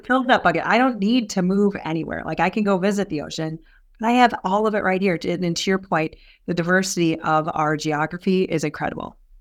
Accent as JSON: {"language": "English", "town": "Albert Lea", "region": "Minnesota", "country": "United States", "tie": "born or raised there", "lives_now": "Minneapolis, United States", "said": "I grew up in Albert Lee."}